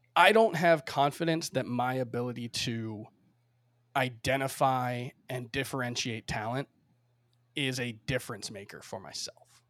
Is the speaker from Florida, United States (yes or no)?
yes; Miami, Florida, United States; moved away as an adult; now in New York, United States; I grew up in Miami, spent thirty-one years there, uh, before I moved to New York a year and a half, almost two years ago now